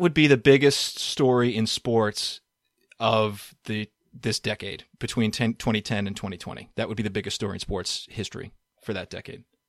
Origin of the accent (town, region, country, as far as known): Boston, Massachusetts, United States; born or raised there